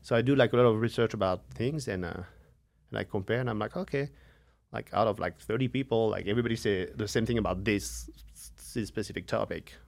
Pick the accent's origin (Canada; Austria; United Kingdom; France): France; now in United States; from France